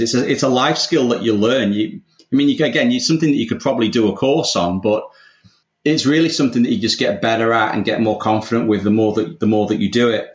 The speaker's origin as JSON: {"language": "English", "region": "England", "country": "United Kingdom", "also_born_or_lived": "London", "accent": "English", "moved": "as an adult", "lives_now": "Australia", "said": "obviously you can tell from my accent, I'm English"}